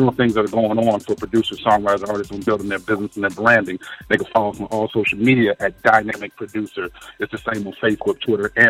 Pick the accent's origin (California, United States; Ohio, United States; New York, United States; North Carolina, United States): Ohio, United States; Cincinnati; we all from Ohio. You know, I'm from Cincinnati